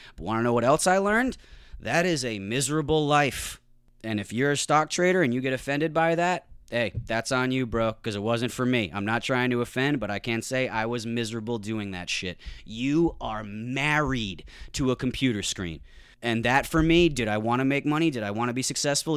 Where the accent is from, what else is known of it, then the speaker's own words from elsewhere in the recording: New England, United States; I grew up in New England